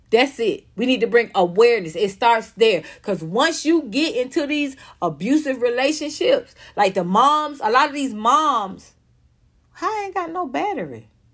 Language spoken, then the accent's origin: English; Atlanta, Georgia, United States; moved away as an adult; also born or lived in Los Angeles; I come from Atlanta, so I, I grew up in a, in a black culture